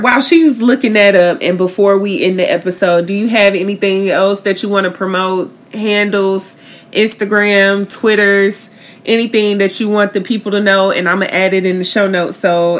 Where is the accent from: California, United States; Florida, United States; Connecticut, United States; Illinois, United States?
Florida, United States; Tallahassee; moved away as an adult; now in Tampa, United States; I want to say my hometown is Tallahassee. I moved to Tampa about 4 years ago.